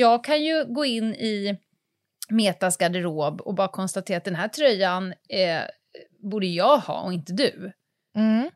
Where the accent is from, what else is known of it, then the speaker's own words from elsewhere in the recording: Stockholm, Stockholm County, Sweden; Jag flyttade ju från Södermalm ut utanför Stockholm mm. eh, när jag började femman